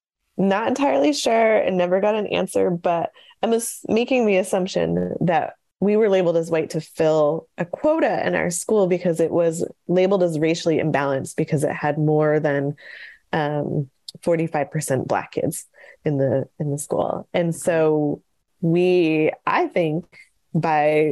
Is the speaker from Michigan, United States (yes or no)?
no; Syracuse, New York, United States; where we grew up in Syracuse, New York